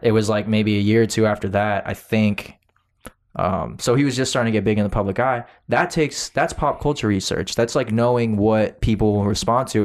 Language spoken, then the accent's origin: English; Florida, United States; I said, "Florida."